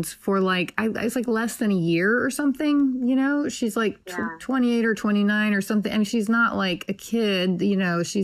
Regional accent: Nashville, Tennessee, United States; I was born in Nashville

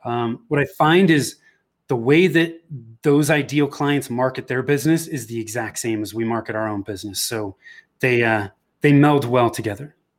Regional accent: Bay Area, Northern California, United States; moved away as an adult; now in Denver, United States; I was born and raised in the Bay Area in Northern California.

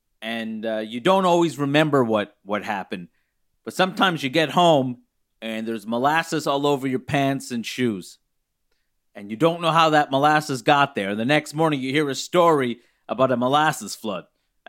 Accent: Baltimore, Maryland, United States; I was raised in Pigtown, of course. I didn't think I'd leave Pigtown.

